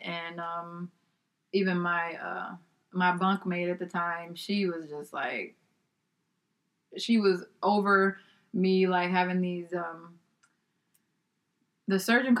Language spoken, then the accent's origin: English; Texas, United States; I'm from Texas